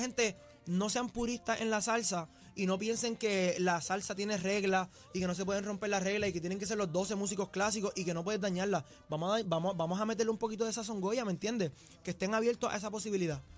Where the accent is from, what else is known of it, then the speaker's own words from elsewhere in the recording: Puerto Rico; yo soy puertorriqueño, nacido y criado en Puerto Rico